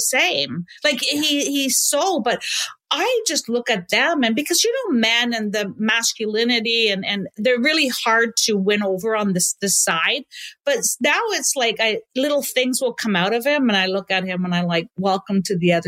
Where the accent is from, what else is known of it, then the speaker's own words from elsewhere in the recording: Canada; I love that I'm Canadian. I want to stay in Canada